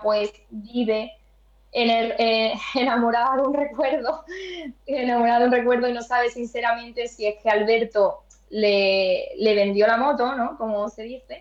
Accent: Spain; en mi pueblo natal, en Gine

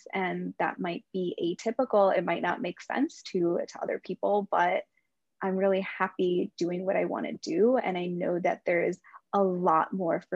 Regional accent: Midwest, United States; he and I were both born and raised in the Midwest

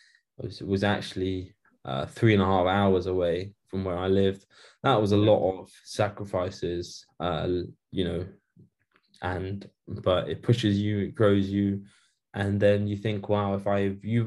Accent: United Kingdom; I'm born in Britain. So I'm born in the UK. So I'm British, technically speaking.

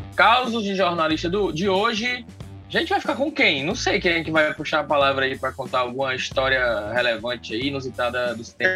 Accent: Ceará, Brazil; é a nossa história enquanto cearenses, enquanto nordestinos

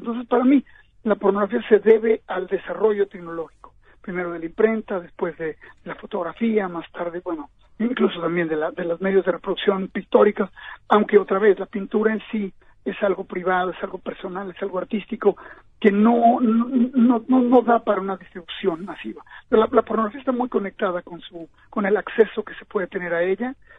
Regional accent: Mexico; moved away as an adult; now in New York, United States; yo nací en México

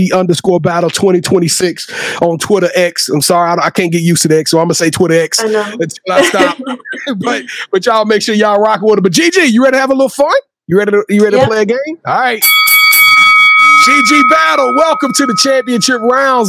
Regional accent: Louisiana, United States; I'm from Louisiana.

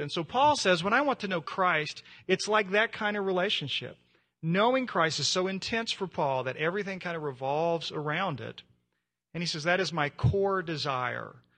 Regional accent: United States; being an American

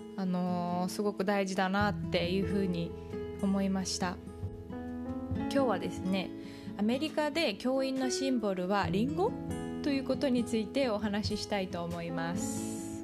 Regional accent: Japan; moved away; 日本育ち

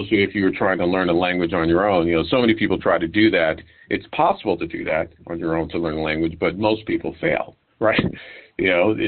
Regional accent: New York City, New York, United States; I live in New York City. I'm born and raised in New York City

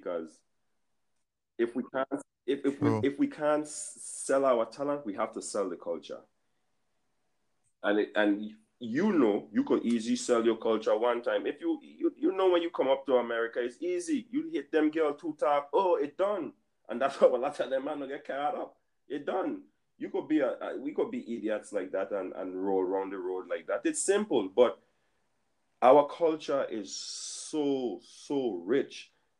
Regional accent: U.S. Virgin Islands; I could only talk coming from the Virgin Islands, born and raised in the Virgin Islands.

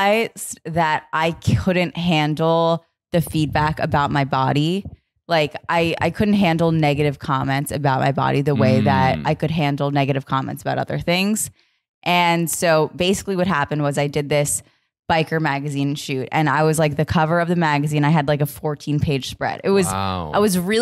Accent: New York City, New York, United States; I'm from Queens, New York

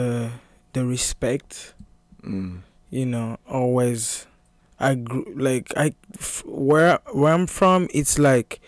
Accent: Lubumbashi, Haut-Katanga, DR Congo; English is a second language; now in Portland, Maine, United States; I was born and raised in Lubumbashi City.

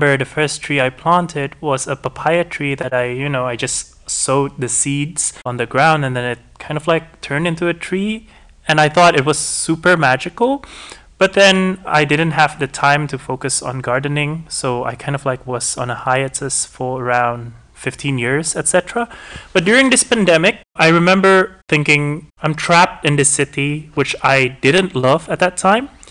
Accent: Indonesia; I'm from Indonesia

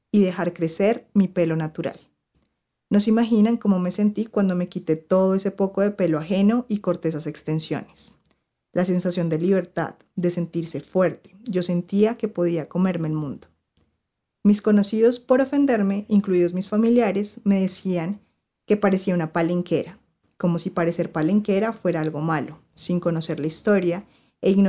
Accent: Cartagena, Bolívar, Colombia; Primero, yo soy cartagenera y aunque no lo crean, nadie me hablaba por negra

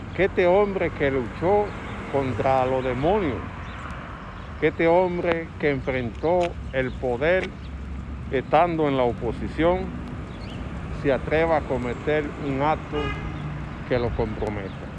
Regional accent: Dominican Republic; como dominicano común

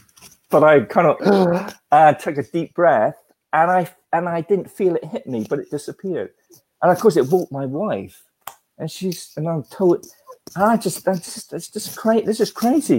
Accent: Australia; growing up in Australia as a child

